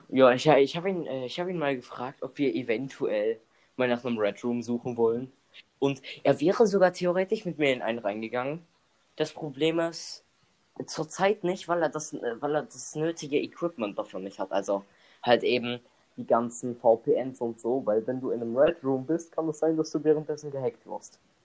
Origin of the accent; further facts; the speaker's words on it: Germany; wir. Die Deutsche